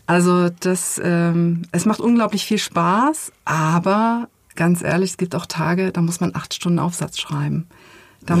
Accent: Germany; ich bin ja in der DDR geboren, 1974

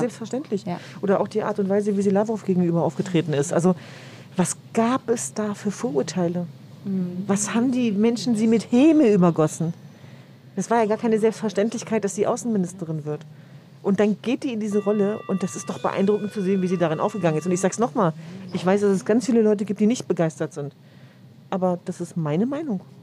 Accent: Hanover, Lower Saxony, Germany; now in Berlin, Germany; Also ich bin ja gebürtige Hannoveranerin, aber äh, das, das sind meine Wurzeln.

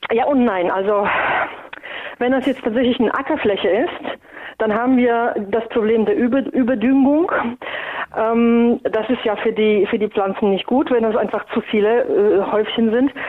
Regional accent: Poland; now in Germany; Ich komme ja ursprünglich aus Polen und wir essen traditionell sehr viel Graupen aus unterschiedlichen Getreidesorten.

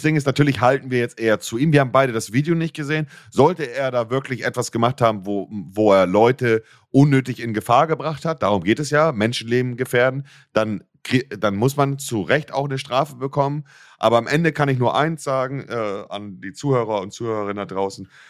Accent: Germany; bei uns in Deutschland

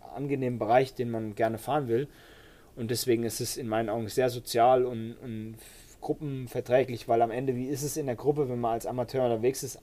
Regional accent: Baden-Württemberg, Germany; Bei uns in Baden-Württemberg

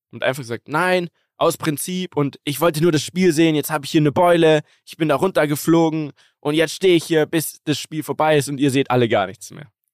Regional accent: Munich, Bavaria, Germany; Bei uns in München

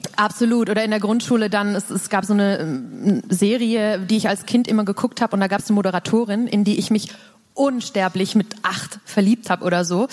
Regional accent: Baden-Württemberg, Germany; ich komme halt aus dem Dorf, Dorf mhm. ähm, aus Baden-Württemberg

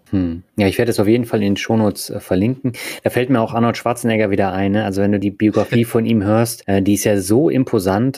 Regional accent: Berlin, Germany; moved away; ich bin ja auch in Berlin aufgewachsen

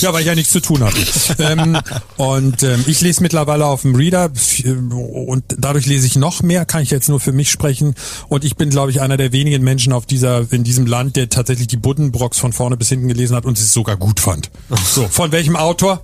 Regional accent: Berlin, Germany; now in Hamburg, Germany; ich bin ja in Berlin, in West-Berlin geboren

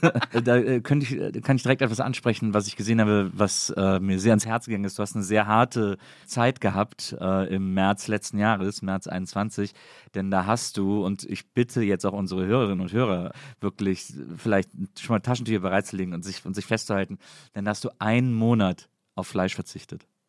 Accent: Rhineland, Germany; Ich komme aus dem Rheinland.

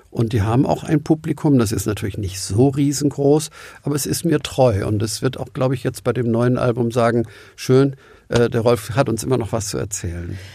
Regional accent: Hamburg, Germany; auch als Hamburger

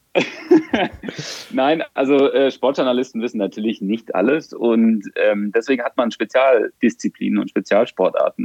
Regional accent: Germany; als Deutscher

